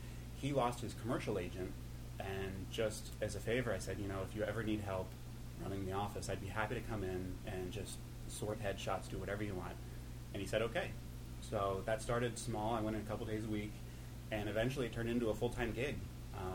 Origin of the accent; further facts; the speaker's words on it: Cincinnati, Ohio, United States; moved away as an adult; also born or lived in New York; I'm from Ohio.